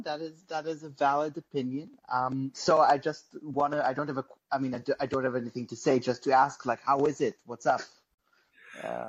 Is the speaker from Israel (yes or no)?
yes; Tel Aviv, Tel Aviv District, Israel; now in United States; I'm from Tel Aviv.